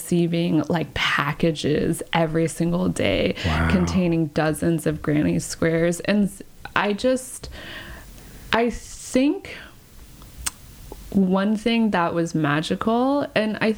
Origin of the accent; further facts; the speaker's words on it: Round Rock, Texas, United States; moved away as an adult; also born or lived in China / California; I was raised in Texas.